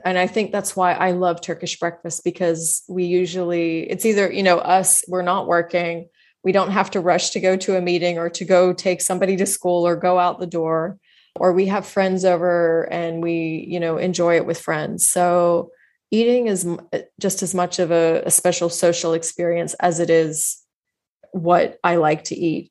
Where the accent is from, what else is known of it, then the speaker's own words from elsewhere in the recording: Texas, United States; I grew up in Texas